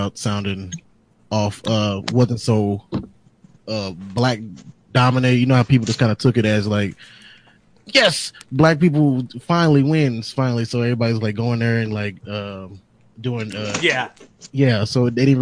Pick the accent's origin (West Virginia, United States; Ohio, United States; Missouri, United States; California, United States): Missouri, United States; St. Louis; I'm from St. Louis